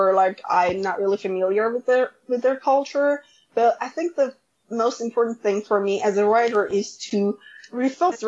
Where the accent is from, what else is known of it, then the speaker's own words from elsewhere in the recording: Iran; now in United States; writing in my hometown